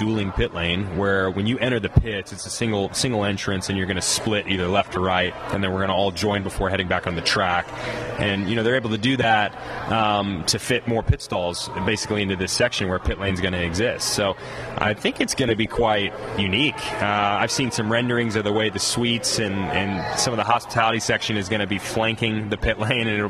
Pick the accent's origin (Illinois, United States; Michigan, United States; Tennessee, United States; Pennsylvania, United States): Tennessee, United States; Nashville; I'm from Nashville